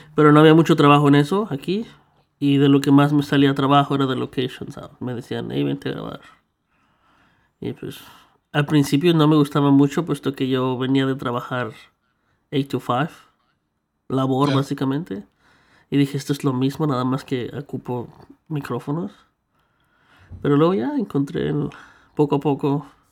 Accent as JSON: {"language": "Spanish", "country": "Mexico", "tie": "born or raised there", "moved": "yes", "lives_now": "Canada", "said": "yo crecí en México"}